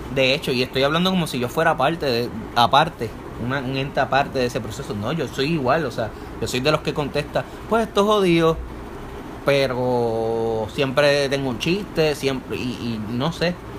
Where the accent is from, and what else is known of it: Puerto Rico